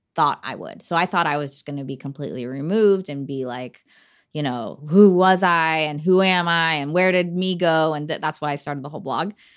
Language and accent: English; Portland, Oregon, United States; Portland's always home. We're from Portland